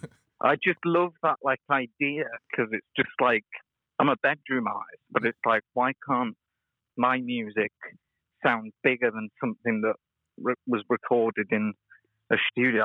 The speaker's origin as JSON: {"language": "English", "region": "Wales", "country": "United Kingdom", "moved": "yes", "lives_now": "Liverpool, United Kingdom", "said": "I'm originally Welsh, uh, from Wales, originally, and now I live in Liverpool."}